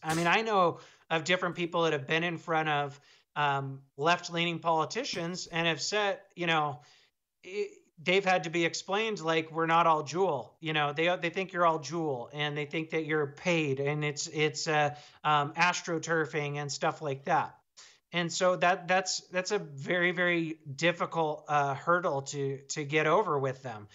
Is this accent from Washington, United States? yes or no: yes; Seattle, Washington, United States; now in Montana, United States; I'm from Seattle, but I live in Montana now